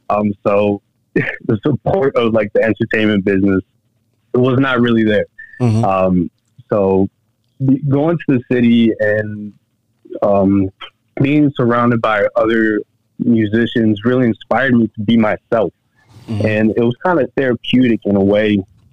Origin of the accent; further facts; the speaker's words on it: Buffalo, New York, United States; moved away; also born or lived in Gainesville, Georgia; I was born up in Buffalo, New York. I actually grew up in, I would say the west side, near Canada. It was around the project areas.